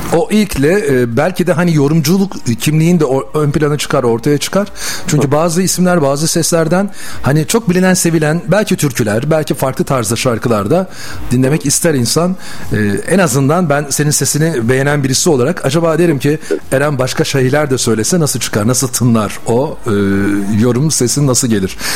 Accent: Bursa, Turkey; born or raised there; moved away

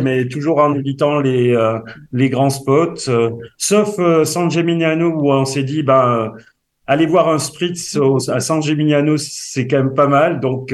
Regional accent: south-west France, France; accent: south-west French; suis plutôt du, sud-ouest de la, de la France comme mon accent peut le faire euh, le, permet de l'entendre

